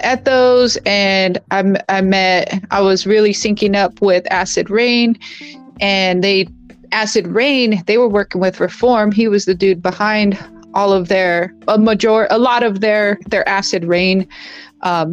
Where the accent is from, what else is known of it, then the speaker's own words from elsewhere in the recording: Bell Gardens, California, United States; first language English; also born or lived in Whittier, California; I was born in Bell Gardens, BG, Bell Gardens, California, on Astoria Street